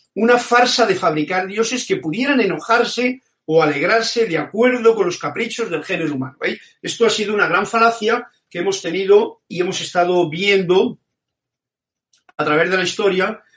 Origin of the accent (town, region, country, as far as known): Spain; born or raised there